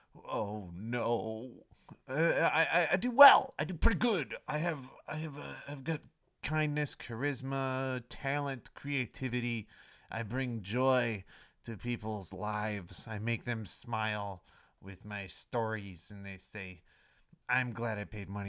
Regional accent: Chicago, Illinois, United States; moved away; I'm from the Windy City

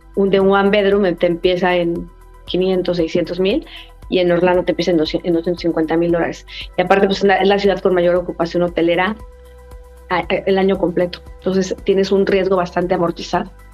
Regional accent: Mexico; also born or lived in Miami; Yo soy mexicana

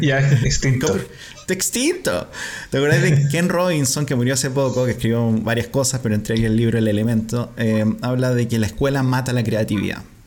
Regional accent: Curicó, Maule, Chile; nosotros nacimos en Curicó donde todavía hay dictadura

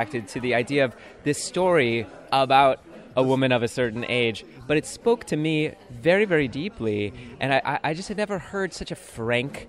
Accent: Chicago, Illinois, United States; now in New York, United States; I grew up in the north suburbs of Chicago.

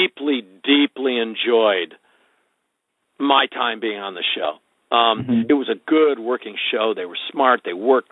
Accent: Wisconsin, United States; I'm like basically from Wisconsin.

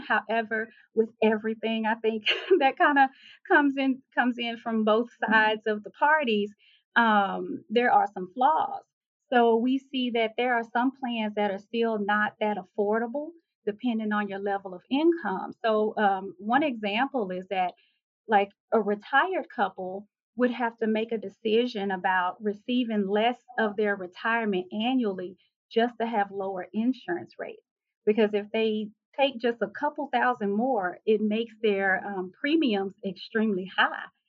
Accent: Texas, United States; moved away; also born or lived in Hawaii; I'm from Texas.

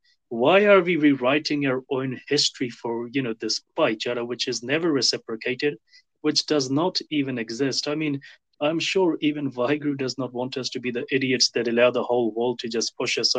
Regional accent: Delhi, India; personally speaking, I'm from Delhi.

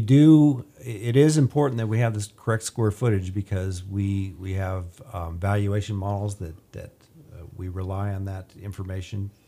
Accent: Bakersfield, California, United States; also born or lived in Ridgecrest; I was born and raised in Bakersfield, grew up here

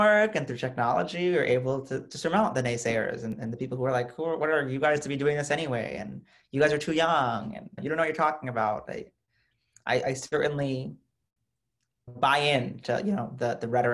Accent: United States; as an American Muslim, as a progressive, as a student

